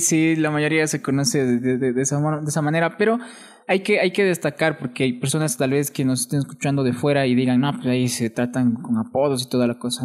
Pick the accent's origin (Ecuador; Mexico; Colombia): Ecuador; Atuntaqui, Imbabura; accent: Imbabura cantadito; also born or lived in Quito; yo de Atuntaki.